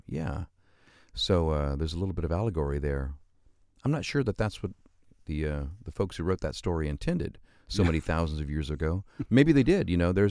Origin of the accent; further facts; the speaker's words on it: Stockton, California, United States; Stockton, California.